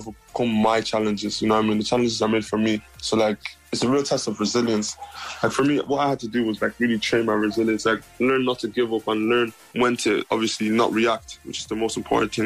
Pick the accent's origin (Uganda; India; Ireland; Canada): Ireland; Dublin, Leinster; growing up in Bonnell, growing up in Dublin